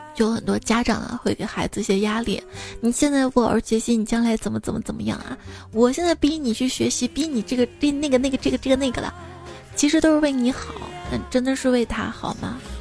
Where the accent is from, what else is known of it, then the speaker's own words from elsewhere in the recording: Guanzhong, Shaanxi, China; accent: Guanzhong dialect; 我们陕西关中方言